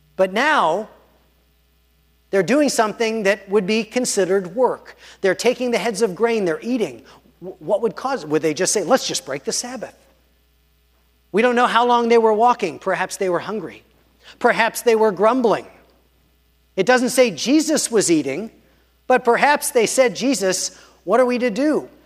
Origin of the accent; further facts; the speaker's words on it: Pittsburgh, Pennsylvania, United States; I grew up in Pittsburgh and in Squirrel Hill